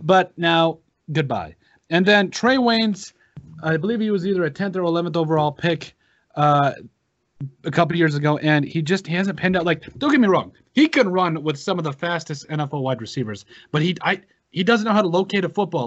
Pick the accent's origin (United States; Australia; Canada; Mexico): United States; South Dakota; We're all from South Dakota